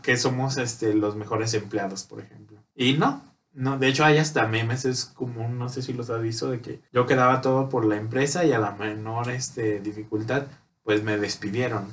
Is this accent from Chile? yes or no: no; Mexico; una buena costumbre que tenemos aquí en México